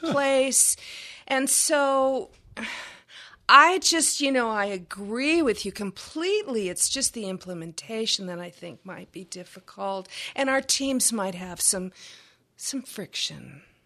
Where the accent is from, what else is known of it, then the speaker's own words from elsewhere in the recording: Texas, United States; I'm from Texas